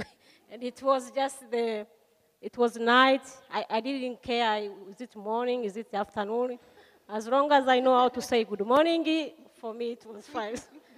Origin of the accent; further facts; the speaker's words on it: Tanzania; first language Swahili; English is a second language; I'm from Tanzania. I speak Swahili.